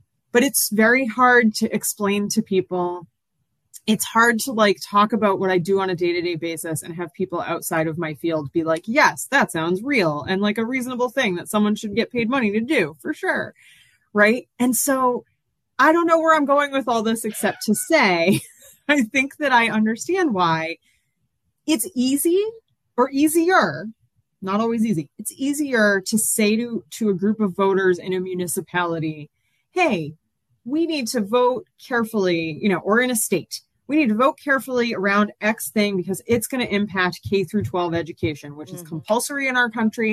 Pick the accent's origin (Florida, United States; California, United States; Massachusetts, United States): Massachusetts, United States; I'm from Massachusetts originally